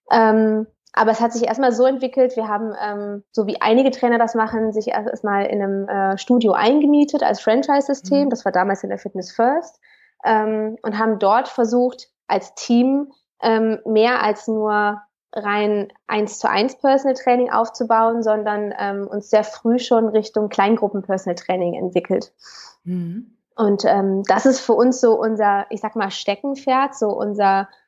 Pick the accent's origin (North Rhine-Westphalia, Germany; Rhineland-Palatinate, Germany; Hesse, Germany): North Rhine-Westphalia, Germany; Cologne; ich komme aus Köln.